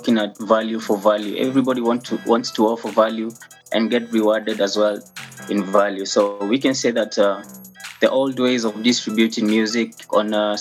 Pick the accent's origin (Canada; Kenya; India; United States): Kenya; also born or lived in Ruiru, Kenya; I'm a Kenyan national. I live in Ruiru, Kenya